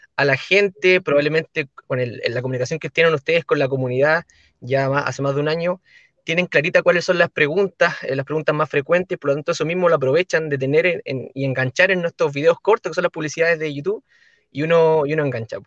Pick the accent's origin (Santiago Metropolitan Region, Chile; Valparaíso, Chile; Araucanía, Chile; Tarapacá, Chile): Valparaíso, Chile; La Ligua; yo soy de la comuna de La Ligua, que es en la quinta región